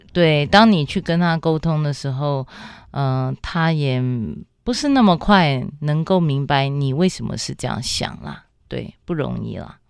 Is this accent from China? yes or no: no; Taipei, Taiwan; 我在台北是长大，然后我的父母都有工作